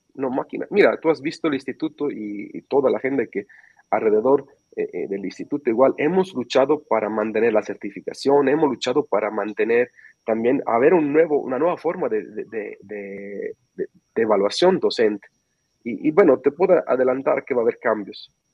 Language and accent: Spanish; Sicily, Italy; Spanish is a second language; moved away; soy de Sicilia